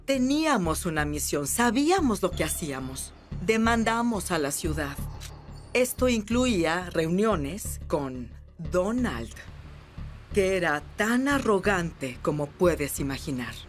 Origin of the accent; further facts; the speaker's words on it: New York City, New York, United States; Soy neoyorquina por completo, nacida y criada